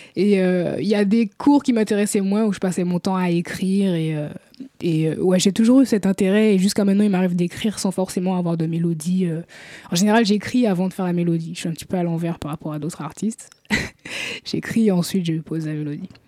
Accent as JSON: {"language": "French", "town": "Paris", "region": "Île-de-France", "country": "France", "tie": "born or raised there", "also_born_or_lived": "Guadeloupe / Martinique / Antilles", "said": "j'ai grandi à Paris. Je suis d'origine euh, guadeloupéenne et martiniquaise par mes parents"}